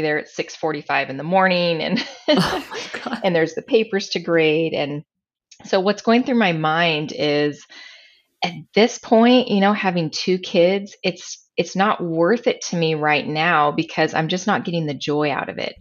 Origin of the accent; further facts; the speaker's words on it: San Pasqual Valley, San Diego County, Southern California, United States; I grew up in Southern California, uh, out in the rural San Pasqual Valley. It's in San Diego County